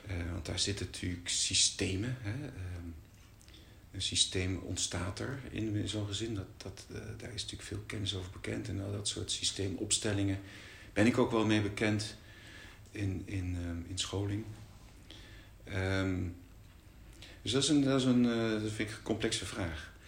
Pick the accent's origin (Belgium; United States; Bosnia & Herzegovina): Belgium; Brussels, Brussels-Capital Region; en ik ben in Brussel geboren en getogen. Als oudste.